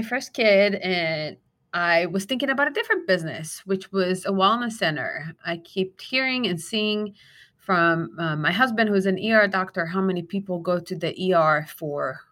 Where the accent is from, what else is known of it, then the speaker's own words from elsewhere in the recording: Israel; now in Arizona, United States; I'm born and raised in Israel.